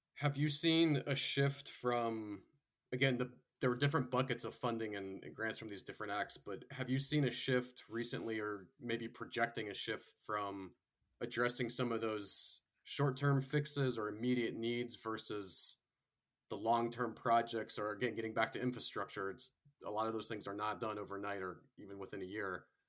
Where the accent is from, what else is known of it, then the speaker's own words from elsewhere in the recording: Florida, United States; I went to high school and college there